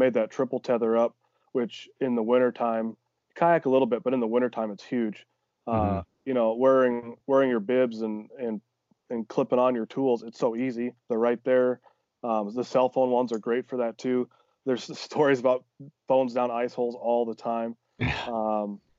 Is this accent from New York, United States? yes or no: no; Northeast Iowa, United States; moved away as an adult; now in Des Moines, Iowa, United States; I'm from Northeast Iowa originally, mm-hmm. small town, you know, and I went back up home for the Christmas